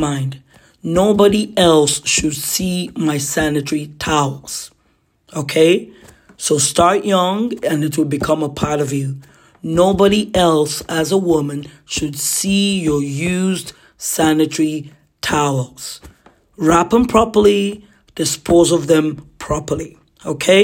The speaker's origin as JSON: {"language": "English", "country": "Nigeria", "tie": "born or raised there", "moved": "yes", "lives_now": "Ottawa, Canada", "said": "Boarding house for us growing up in Nigeria"}